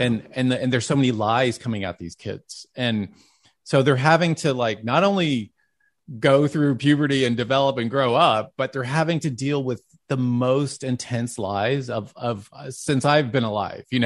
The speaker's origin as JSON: {"language": "English", "town": "Dallas", "region": "Texas", "country": "United States", "tie": "born or raised there", "said": "growing up in Dallas"}